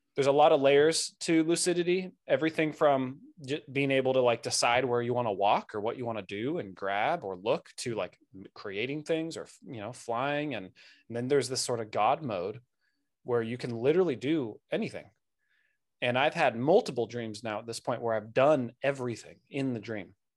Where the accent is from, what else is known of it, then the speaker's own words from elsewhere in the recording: Santa Barbara, California, United States; I grew up in Santa Barbara, Southern California